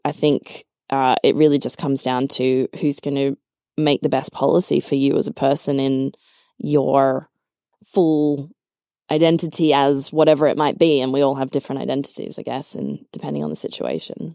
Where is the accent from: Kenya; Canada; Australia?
Australia; moved away as an adult; now in Berlin, Germany; I'm from Australia, so, you know, great life, high standard of living